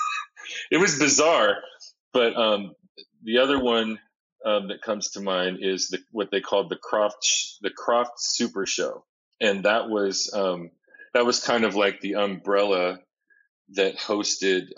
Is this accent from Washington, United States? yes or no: yes; Seattle, Washington, United States; I grew up in Seattle